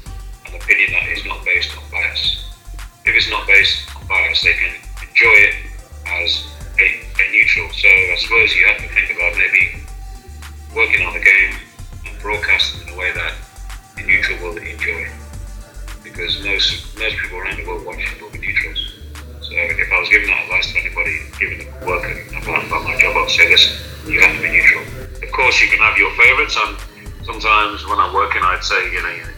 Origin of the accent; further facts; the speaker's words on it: Liverpool, North West England, United Kingdom; I was raised in Liverpool. So in that way, I'm a Liverpoolian